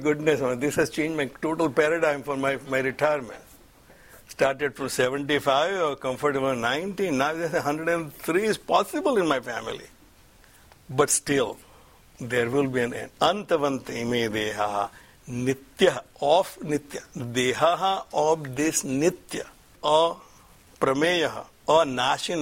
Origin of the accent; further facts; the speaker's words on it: India; now in United States; I'm an Indian